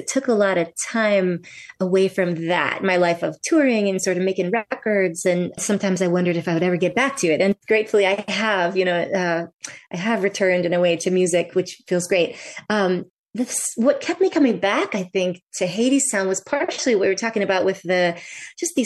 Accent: Vermont, United States; also born or lived in New York; I moved out of New York, back to my home state of Vermont.

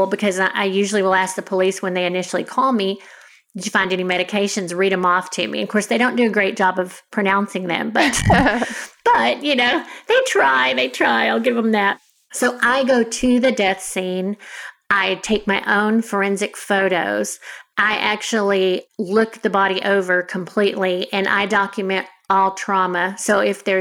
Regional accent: Denton, Texas, United States; also born or lived in Houston, Texas; I moved back to the area where I grew up in Denton, which is where I work now

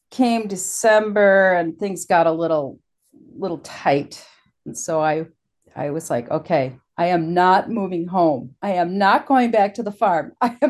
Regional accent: Wisconsin, United States; Plus I was from Wisconsin, which was a novelty. They loved my accent.

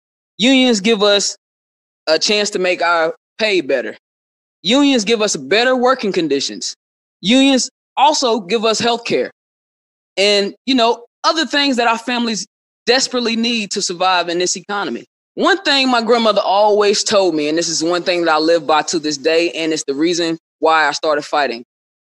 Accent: Tampa, Florida, United States; I'm from Tampa, Florida. I work at McDonald's.

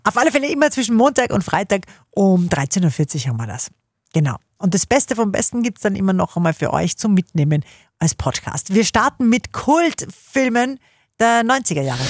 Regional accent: Upper Austria, Austria; bei uns in Oberösterreich

